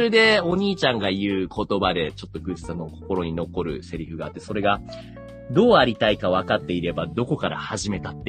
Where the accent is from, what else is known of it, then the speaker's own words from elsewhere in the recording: Saitama, Japan; 例えば僕の、あの、地元の埼玉県にあるイチローズモルトっていうね。